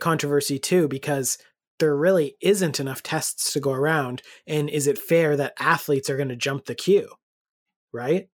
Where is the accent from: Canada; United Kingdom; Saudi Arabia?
Canada; we are Canadian